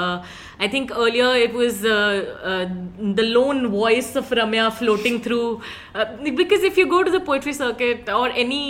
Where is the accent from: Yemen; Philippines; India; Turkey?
India; Punjab; moved away as an adult; also born or lived in Manipal / Haryana; now in Mumbai, India; I was born in Punjab